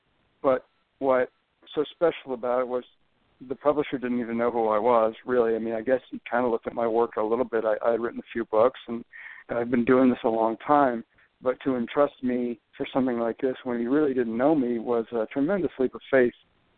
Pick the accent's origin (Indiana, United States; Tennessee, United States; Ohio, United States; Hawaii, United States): Indiana, United States; now in Texas, United States; I grew up in Indiana. I lived in Texas for 20 years, but I grew up in Indiana where, obviously, basketball is mythic proportions